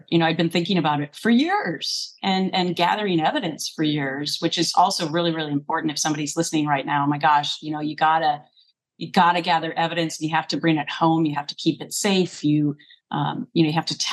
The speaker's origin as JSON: {"language": "English", "region": "Minnesota", "country": "United States", "tie": "born or raised there", "moved": "yes", "said": "I grew up in Minnesota"}